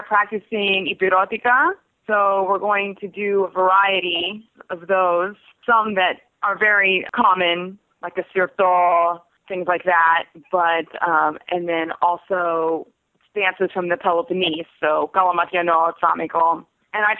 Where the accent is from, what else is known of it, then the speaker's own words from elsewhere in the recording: Galveston, Texas, United States; now in Houston, United States; I was born in Galveston, Texas